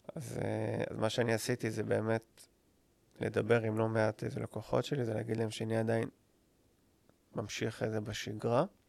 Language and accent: Hebrew; Israel; אני ישראלי, אני חי פה כל החיים שלי